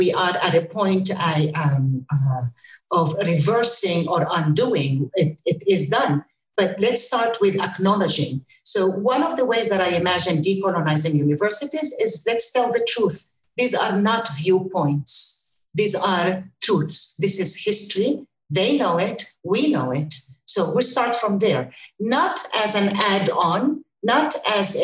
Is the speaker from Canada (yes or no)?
no; Ramallah, West Bank, Palestine; moved away as an adult; also born or lived in United States; I'm with you from Palestine, from Ramallah. I just returned here after 23 years in the United States.